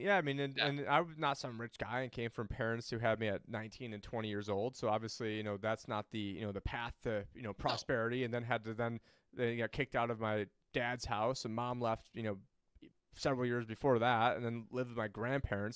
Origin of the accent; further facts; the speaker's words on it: New York, United States; I'm originally from New York